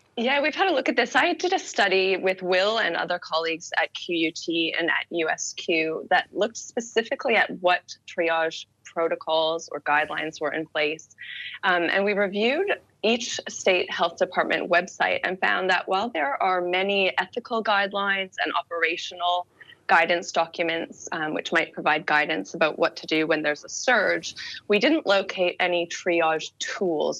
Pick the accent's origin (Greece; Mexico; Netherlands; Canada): Canada; moved away; being Canadian originally